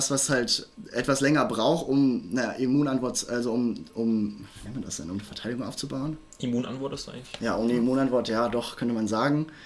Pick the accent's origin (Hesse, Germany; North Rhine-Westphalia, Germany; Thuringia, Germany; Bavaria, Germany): North Rhine-Westphalia, Germany; Düsseldorf; ich komme aus Düsseldorf.